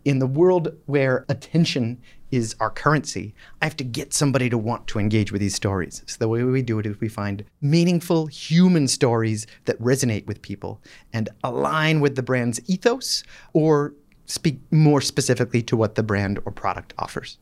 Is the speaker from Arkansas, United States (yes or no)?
no; Boston, Massachusetts, United States; also born or lived in Michigan; I'm from Boston, just outside, uh, Boston, the suburbs